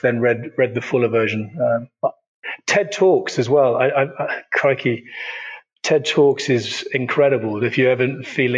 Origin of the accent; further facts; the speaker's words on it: United Kingdom; being a Brit and half German and having been brought up on this side of the pond